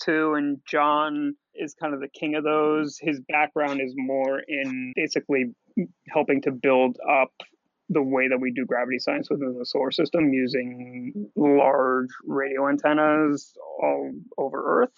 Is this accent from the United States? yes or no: yes; New Jersey, United States; I'm a Jew from New Jersey